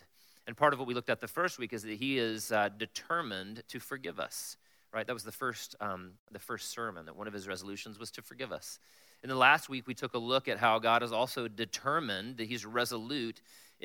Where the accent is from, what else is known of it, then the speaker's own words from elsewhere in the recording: South Carolina, United States; I'm from South Carolina